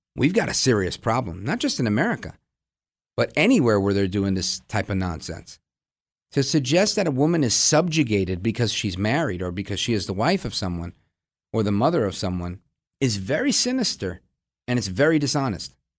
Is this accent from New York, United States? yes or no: yes; New York City, New York, United States; now in New Jersey, United States; I was born in Brooklyn, but I live out in Jersey now